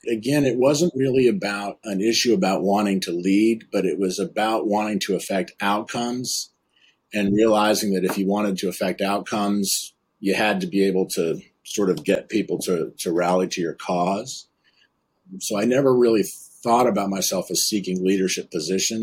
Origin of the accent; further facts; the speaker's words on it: Concord, Massachusetts, United States; I grew up in Concord, Massachusetts, just outside Boston